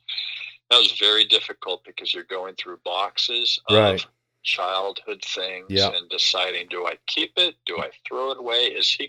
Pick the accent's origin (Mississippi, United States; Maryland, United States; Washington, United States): Washington, United States; Issaquah; moved away; also born or lived in Seattle, Washington; the home that we grew up in Issaquah, Washington